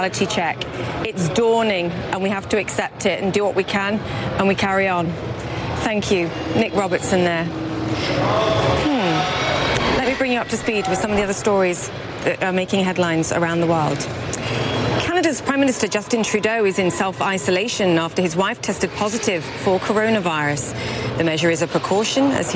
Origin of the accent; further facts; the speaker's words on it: United Kingdom; I'm a Brit